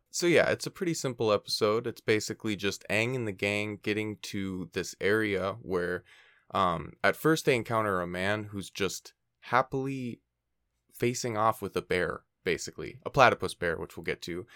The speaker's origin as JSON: {"language": "English", "region": "Minnesota", "country": "United States", "moved": "yes", "lives_now": "California, United States", "said": "we're, we're both from Minnesota and I'm in California right now"}